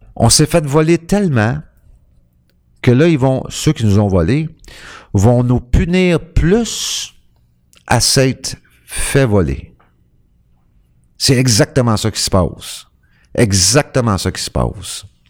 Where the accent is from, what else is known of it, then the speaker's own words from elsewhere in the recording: Quebec, Canada; je suis un Québécois. Tu je suis un Québécois, je fais partie du peuple québécois